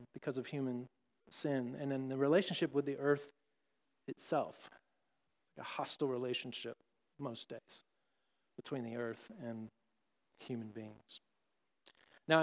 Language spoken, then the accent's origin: English; Texas, United States; I grew up in Texas